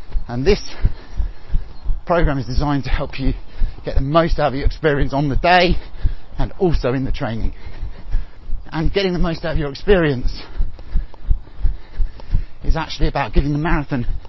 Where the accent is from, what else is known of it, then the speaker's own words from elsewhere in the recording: Kent, South East England, United Kingdom; also born or lived in Hackney, London; now in Loughton, United Kingdom; I'm originally from Kent, I lived for a long while in Hackney in East London before moving slightly further east.